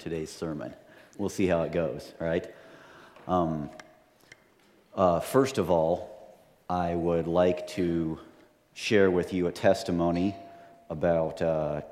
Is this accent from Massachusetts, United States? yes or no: no; Montana, United States; I'm from Montana